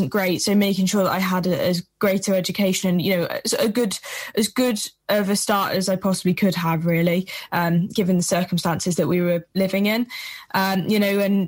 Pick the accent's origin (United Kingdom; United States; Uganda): United Kingdom; Shropshire, West Midlands; I'm from Shropshire in England. So it's, you know, small place, very rural